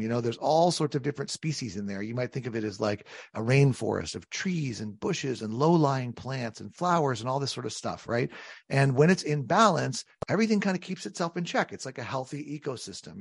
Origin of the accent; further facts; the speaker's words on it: San Diego, California, United States; now in Connecticut, United States; I come from San Diego, California, is where I was born